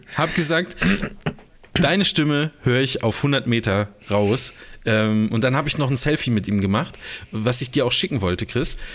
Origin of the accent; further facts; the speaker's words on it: Germany; als Deutscher